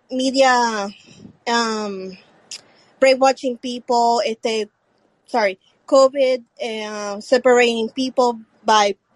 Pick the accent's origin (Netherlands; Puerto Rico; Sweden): Puerto Rico; English is a second language; Where are you from again? Puerto Rico. Puerto Rico.